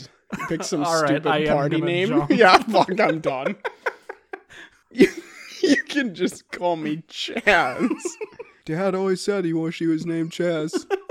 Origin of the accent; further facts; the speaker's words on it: India; Correct. As Indian people.